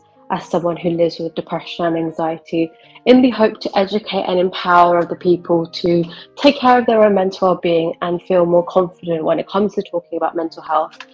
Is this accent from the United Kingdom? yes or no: yes; United Kingdom; I'm Indian, but I live in the UK and I was born and brought up here.